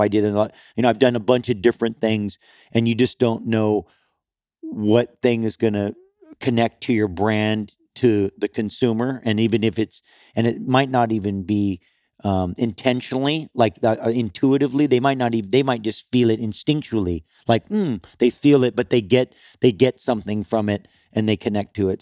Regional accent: Kauai, Hawaii, United States; I grew up on Kauai

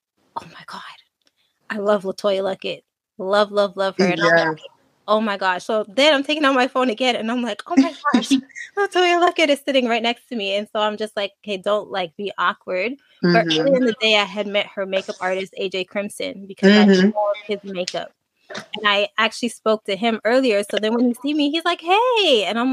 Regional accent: Montreal, Quebec, Canada; I'm coming from Canada and Montreal.

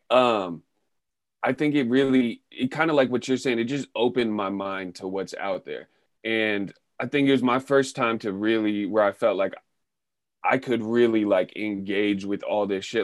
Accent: Sebastopol, California, United States; moved away as an adult; also born or lived in Oakland, California; I grew up in Sebastopol from age five to eighteen

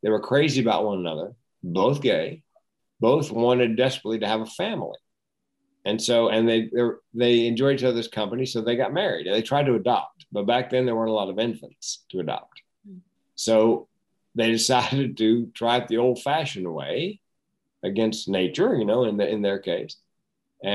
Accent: North Carolina, United States; we grew up in North Carolina where everybody smoked.

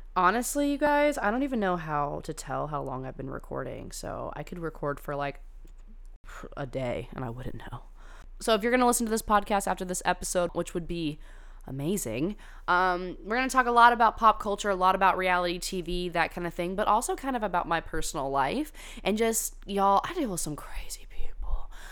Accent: California, United States; I went to high school in California

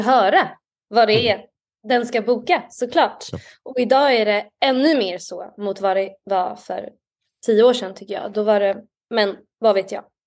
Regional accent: Stockholm, Stockholm County, Sweden; Jag är från Stockholm. Jag är uppvuxen i Stockholm

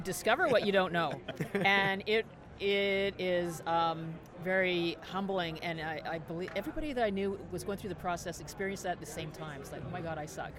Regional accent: Canada; I'm Canadian

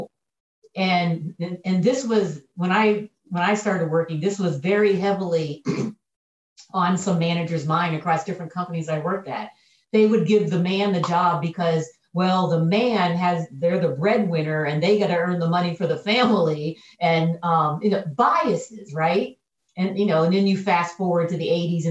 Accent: Pennsylvania, United States; moved away as an adult; also born or lived in Kentucky; my home state of Pennsylvania

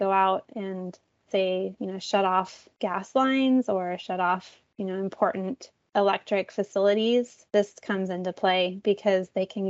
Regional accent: Garden Valley, California, United States; moved away as an adult; also born or lived in Oregon; now in San Diego, United States; I grew up near Lake Tahoe in Northern California

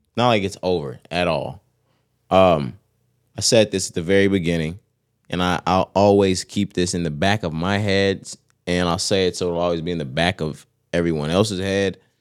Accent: Texas, United States; we're from Texas

